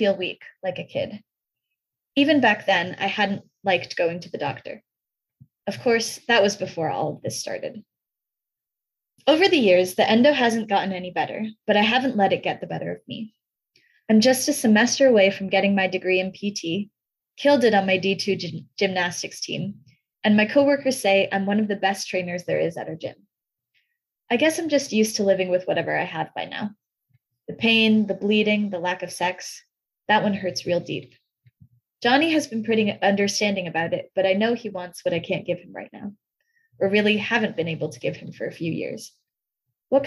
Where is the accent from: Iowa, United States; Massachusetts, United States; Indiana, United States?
Massachusetts, United States; Newton; also born or lived in Beijing, China; So originally, I was born in Beijing, China, and my family moved here when I was young. I grew up in Newton, Massachusetts